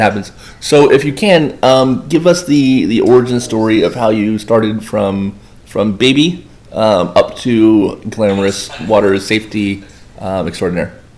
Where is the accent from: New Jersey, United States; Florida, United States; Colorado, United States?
Florida, United States; Boynton Beach; I'm one of the five actual locals of Boynton Beach.